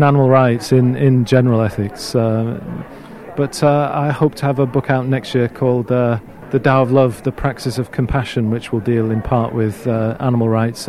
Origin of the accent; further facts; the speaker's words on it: Ithaca, New York, United States; From Ithaca, New York.